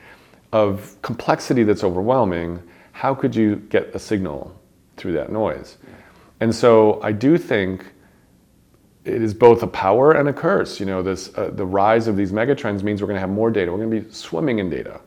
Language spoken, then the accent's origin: English; Chicago, Illinois, United States; my hometown of Chicago